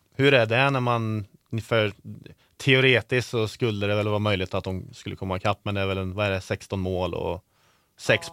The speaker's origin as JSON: {"language": "Swedish", "town": "Karlstad", "region": "Värmland", "country": "Sweden", "said": "jag är från storstan Karlstad i, i Värmland"}